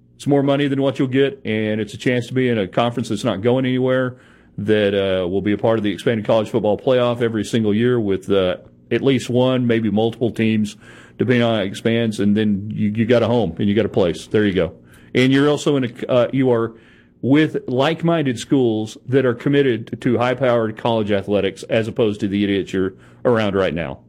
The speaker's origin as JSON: {"language": "English", "town": "Odessa", "region": "Texas", "country": "United States", "tie": "born or raised there", "lives_now": "Lubbock, United States", "said": "I grew up in Odessa"}